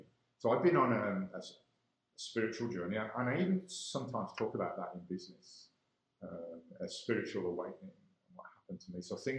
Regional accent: Ireland; I'm an Irishman.

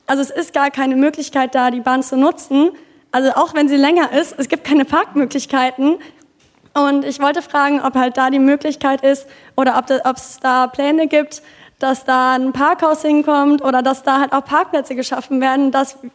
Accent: Cologne, North Rhine-Westphalia, Germany; Ich komme auch aus dem Kölner Westen

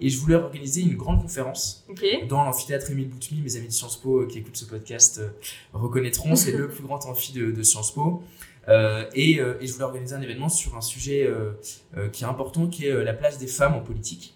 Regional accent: Bordeaux, Nouvelle-Aquitaine, France; also born or lived in Paris; je suis bordelais

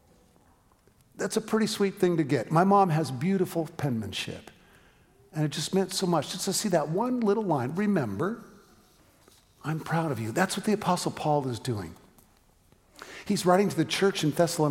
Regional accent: San Francisco, California, United States; moved away as an adult; also born or lived in Eugene, Oregon; We went to college together in Eugene, Oregon, but I was from San Francisco, and so even though we were in school together the first few years, every summer I went back to San Francisco

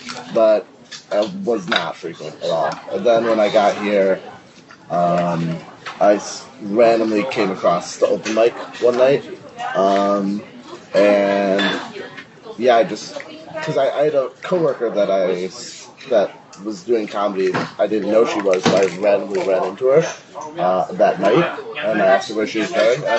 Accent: Chicago, Illinois, United States; I'm from Chicago.

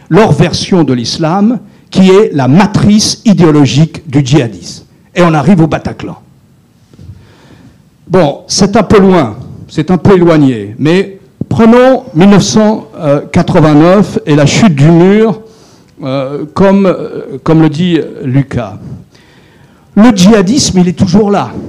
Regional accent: France; en tant que Français, né en 1950, je n'ai jamais connu la guerre sur mon territoire.

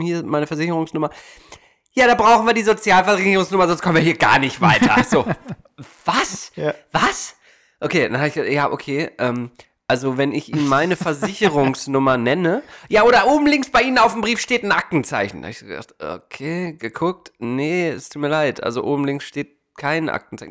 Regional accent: Germany; now in United States; bei uns läuft aber einiges daneben

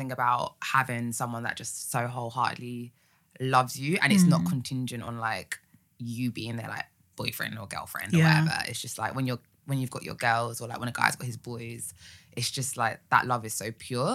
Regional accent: Essex, East of England, United Kingdom; I was an Essex girl

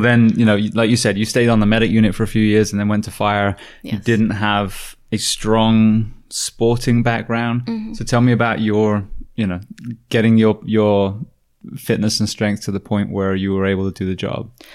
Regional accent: United Kingdom; moved away; being a Brit

